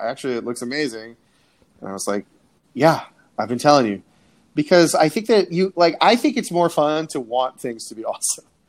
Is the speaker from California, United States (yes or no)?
no; Coral Springs, Florida, United States; I'm from Coral Springs, Florida, which is uh, a little bit north of Fort Lauderdale. But I say Fort Lauderdale because I went to high school near Fort Lauderdale